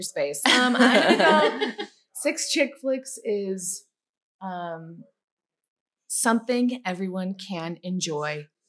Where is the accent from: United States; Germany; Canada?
United States; Midwest; I'm from the Midwest of, you know, the States.